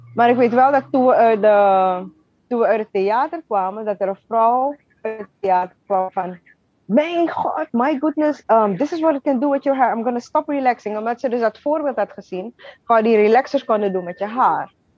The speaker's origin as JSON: {"language": "Dutch", "town": "Wageningen", "region": "Wanica", "country": "Suriname", "tie": "born or raised there", "also_born_or_lived": "Utrecht, Netherlands / Amsterdam, Netherlands", "moved": "as an adult", "lives_now": "Brooklyn, United States", "said": "geboren in Utrecht, getogen in Suriname."}